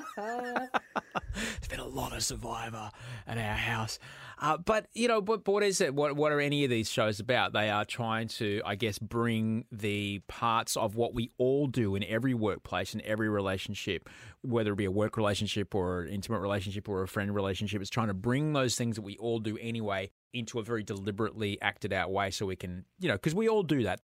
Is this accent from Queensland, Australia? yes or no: yes; Brisbane, Queensland, Australia; moved away; also born or lived in United States / Sydney; I grew up in Brisbane